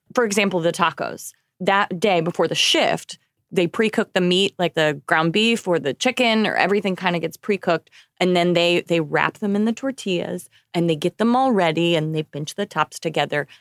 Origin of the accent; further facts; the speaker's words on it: Oklahoma, United States; moved away; I come from Oklahoma